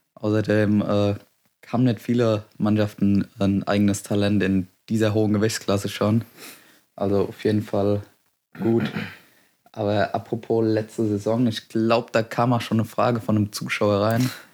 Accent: Westerngrund, Bavaria, Germany; Ich komme aus dem schönen Westerngrund, im Karlgrund.

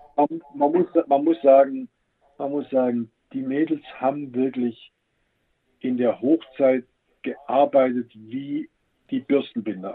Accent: Swabia, Germany; als Schwabe

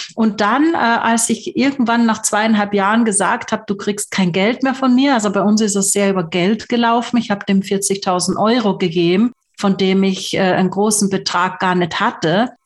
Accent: Graz, Styria, Austria; ich komme aus Graz

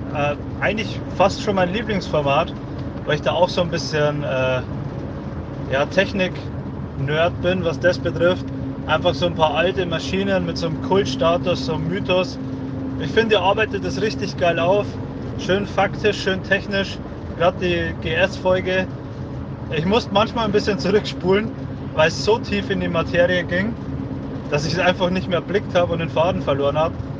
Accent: Upper Palatinate, Bavaria, Germany

